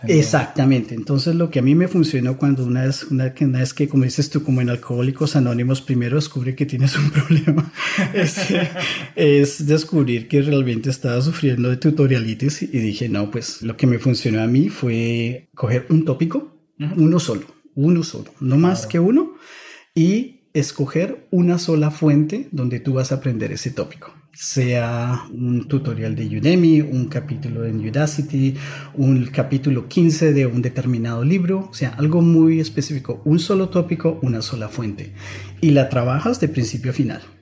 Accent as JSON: {"language": "Spanish", "region": "Bogotá", "country": "Colombia", "tie": "born or raised there", "also_born_or_lived": "Germany / San Francisco Bay Area", "moved": "as an adult", "lives_now": "San Francisco, United States", "said": "yo soy de Bogotá, Colombia. Crecí en Bogotá"}